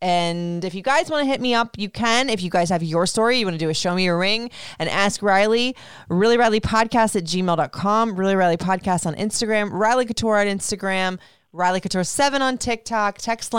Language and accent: English; Puerto Rico; but we went to Puerto Rico last summer, being completely out of the comfort zone. I mean, it was my home country